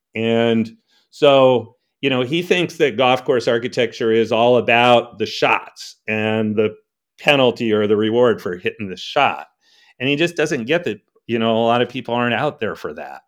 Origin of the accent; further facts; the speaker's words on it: Connecticut, United States; moved away as an adult; also born or lived in New York City; now in Traverse City, United States; I'm really from the East Coast. I was born in New York City and grew up in Connecticut, but I came out here